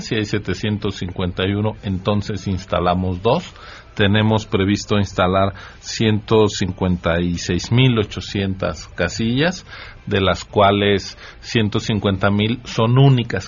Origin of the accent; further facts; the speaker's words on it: Mexico City, Mexico; estoy siendo este excesivamente chilango